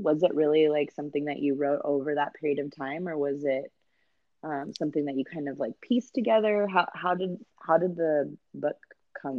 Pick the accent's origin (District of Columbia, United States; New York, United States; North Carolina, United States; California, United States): California, United States; Santa Clara; I was born and raised up there. In Santa Clara.